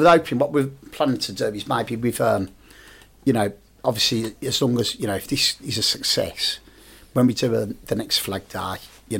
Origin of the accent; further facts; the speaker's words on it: Birmingham, West Midlands, United Kingdom; I'm from Billsley